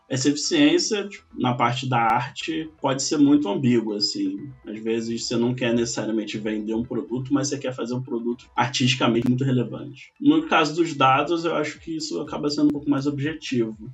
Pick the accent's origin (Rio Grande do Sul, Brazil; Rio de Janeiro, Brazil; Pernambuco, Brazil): Rio de Janeiro, Brazil; Niterói; moved away as an adult; now in São Paulo, Brazil; Nasci em Niterói